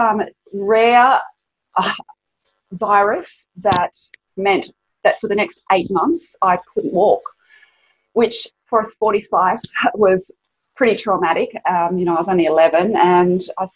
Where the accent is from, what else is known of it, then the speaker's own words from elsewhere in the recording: Sydney, New South Wales, Australia; I grew up here in Sydney and I had a wonderful childhood